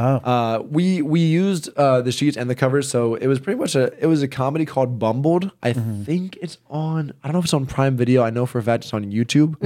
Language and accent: English; the South, United States; I grew up in the South